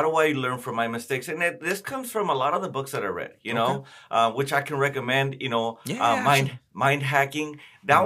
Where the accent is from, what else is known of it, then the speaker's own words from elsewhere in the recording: Oxnard, California, United States; I grew up in Oxnard